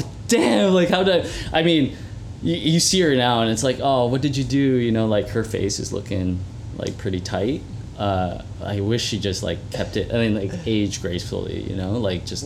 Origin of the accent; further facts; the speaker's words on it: Mississauga, Ontario, Canada; I was born in Mississauga Hospital.